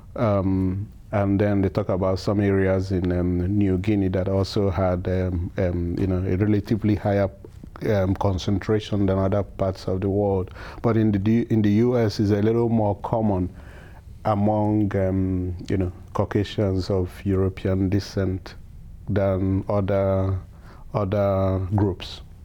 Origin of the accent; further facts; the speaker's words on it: Nigeria; also born or lived in Edison, New Jersey; now in United States; I'm originally from Nigeria.